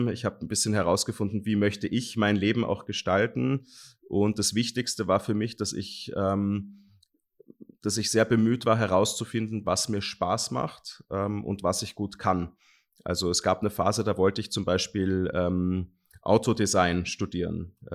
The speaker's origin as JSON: {"language": "German", "country": "Germany", "tie": "born or raised there", "said": "Ich, ich bin in Deutschland aufgewachsen."}